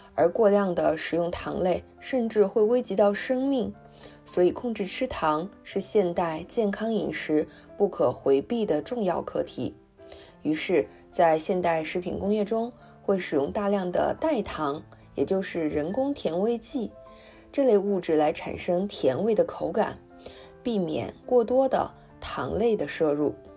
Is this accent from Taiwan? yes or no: no; China; 我们中国人爱吃的红糖